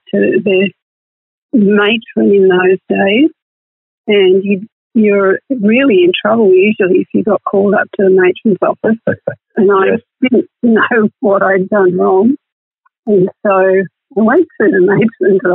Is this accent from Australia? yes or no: yes; Inverell, New South Wales, Australia; I grew up in Inverell, which is in northern New South Wales